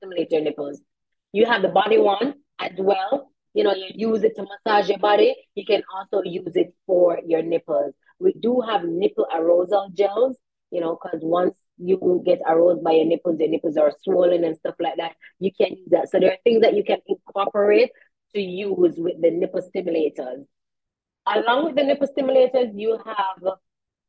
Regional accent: Jamaica

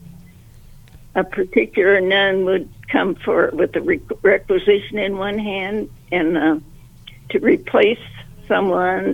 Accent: Columbus, Ohio, United States; I was born in Columbus

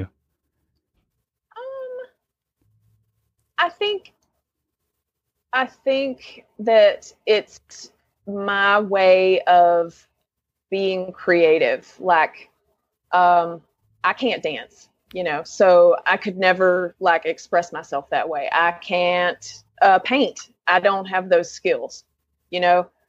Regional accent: Lenoir, North Carolina, United States; moved away as an adult; now in Asheville, United States; I grew up in Lenore, North Carolina, um, which is a couple counties east of here

